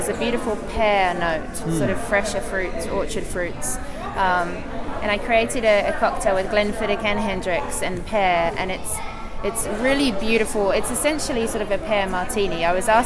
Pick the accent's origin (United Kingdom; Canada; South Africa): United Kingdom; England; as an English person